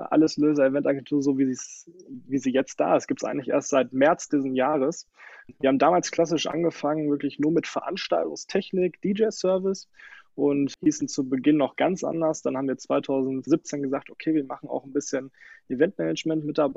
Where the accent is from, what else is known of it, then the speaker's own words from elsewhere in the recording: Sundern, North Rhine-Westphalia, Germany; now in Neheim, Germany; Ich komme aus Sundern, äh, wohne aber mittlerweile in Neheim auf der Fußgängerzone.